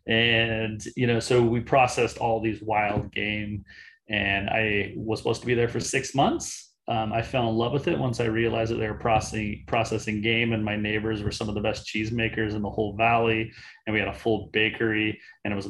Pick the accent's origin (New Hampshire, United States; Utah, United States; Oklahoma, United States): Utah, United States; Salt Lake City; moved away as an adult; also born or lived in Switzerland; now in Portland, United States; I grew up in Salt Lake City, Utah